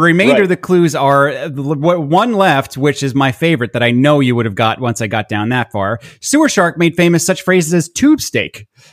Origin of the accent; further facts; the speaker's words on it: Long Island, New York, United States; I'm very from Long Island. I do a lot to cover it up.